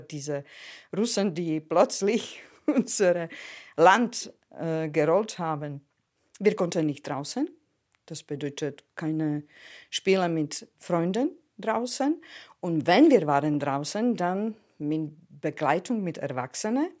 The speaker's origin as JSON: {"language": "German", "town": "Prešov", "country": "Slovakia", "tie": "born or raised there", "second_language": "German", "moved": "yes", "lives_now": "Germany", "said": "Ich bin geboren im Ostslowakei. Meine Kindheit ist eigentlich in Erinnerung mit den russischen Tanken verbindend"}